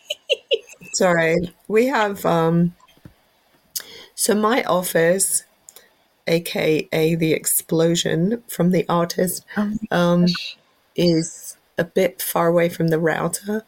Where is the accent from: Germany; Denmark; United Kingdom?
United Kingdom; England; moved away; I'm whole English.